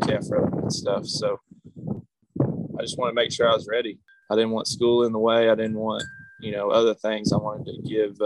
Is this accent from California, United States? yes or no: no; Yorktown, Texas, United States; I grew up in Yorktown, Texas, which is down about 45 minutes south of Victoria